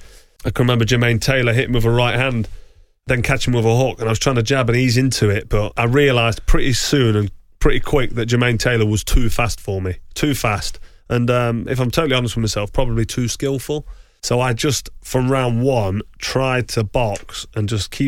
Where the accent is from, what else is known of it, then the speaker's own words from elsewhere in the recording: England, United Kingdom; we're English and American